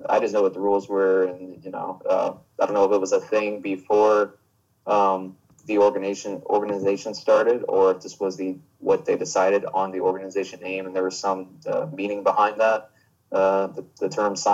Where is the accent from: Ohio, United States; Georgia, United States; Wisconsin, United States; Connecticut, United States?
Georgia, United States; Augusta; I am from Augusta, Georgia, and have been wrestling roughly 17 years